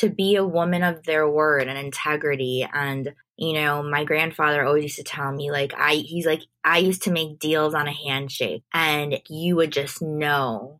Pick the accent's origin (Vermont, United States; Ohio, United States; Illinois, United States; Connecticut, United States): Illinois, United States; Chicago; now in New York, United States; I grew up in Chicago